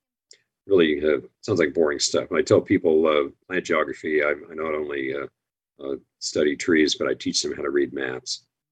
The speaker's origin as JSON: {"language": "English", "town": "Sacramento", "region": "California", "country": "United States", "tie": "born or raised there", "also_born_or_lived": "Hawaii / New York City / Seattle", "moved": "as an adult", "said": "And that was in Sacramento, California, where I first was raised."}